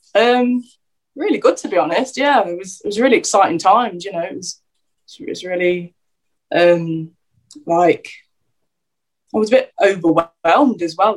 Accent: Derby, East Midlands, United Kingdom; also born or lived in London / Luton; where I sort of grew up uh, through secondary school years

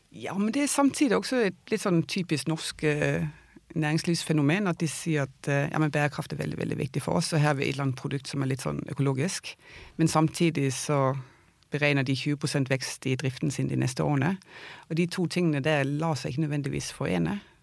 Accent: Denmark; also born or lived in Oslo, Norway; now in Vang i Valdres, Norway; jeg er dansk

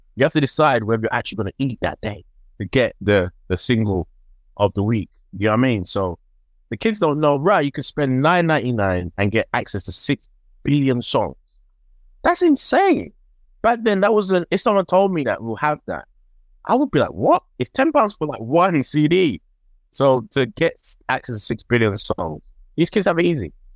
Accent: London, United Kingdom; I grew up in Tottenham

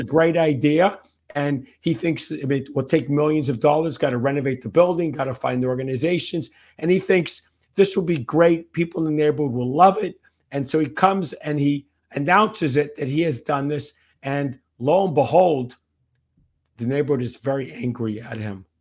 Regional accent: New Jersey, United States; also born or lived in New York; When I grew up, um, in New York and then New Jersey, back to New Jersey again

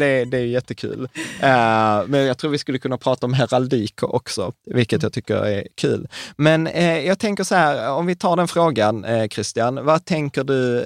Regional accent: Sweden; vi svenskar

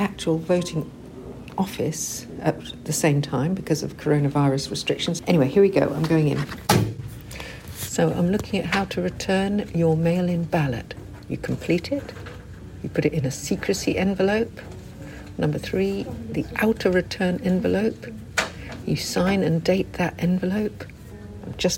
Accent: London, United Kingdom; moved away as an adult; also born or lived in New York, United States; I was born in Streatham, South London, at the American Embassy

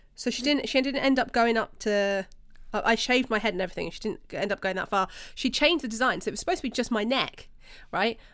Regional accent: United Kingdom; We're British.

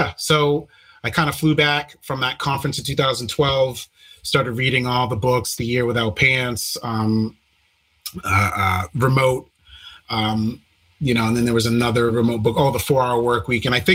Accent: Maine, United States; moved away; I'm originally from Maine

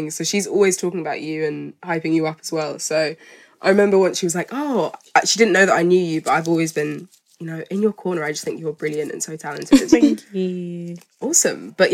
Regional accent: South Africa; also born or lived in Zimbabwe; yeah, as a South African, my mum's half

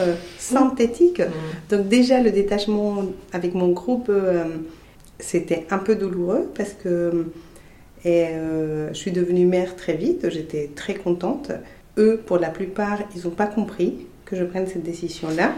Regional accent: Colombia; first language Spanish; French is a second language; moved away as an adult; now in Rennes, France; je suis colombienne et ça va faire 22 23 ans que, j'habite en France, à Rennes.

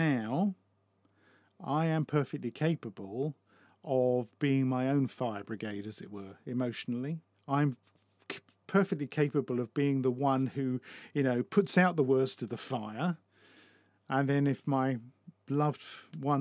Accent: United Kingdom; as a British person

